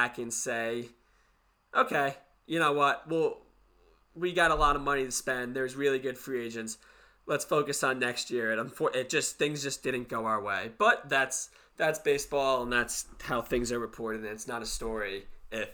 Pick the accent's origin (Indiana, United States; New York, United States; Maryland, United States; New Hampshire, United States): New York, United States; we're both from New York.